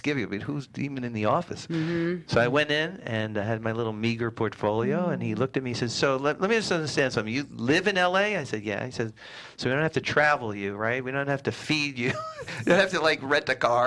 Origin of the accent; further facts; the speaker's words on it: New York, United States; moved away as an adult; also born or lived in Massachusetts / Pasadena, California; now in Los Angeles, United States; I grew up in New York